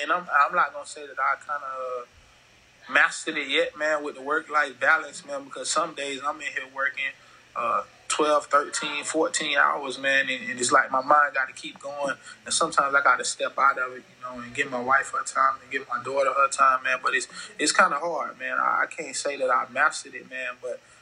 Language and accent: English; Fort Lauderdale, Florida, United States; also born or lived in Arkansas; now in Houston, United States; growing up in Fort Lauderdale